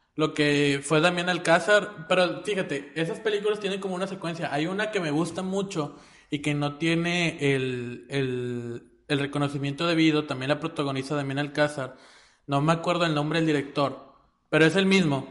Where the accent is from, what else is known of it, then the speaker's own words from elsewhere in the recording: Monterrey, Nuevo León, Mexico; Nosotros somos regiomontanos. Y nosotros nos sentimos más orgullosos de ser regiomontanos